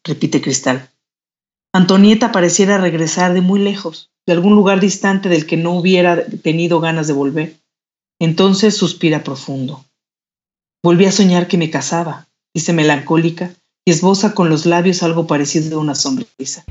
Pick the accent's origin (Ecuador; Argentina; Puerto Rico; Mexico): Mexico; con nuestra cultura, con nuestro país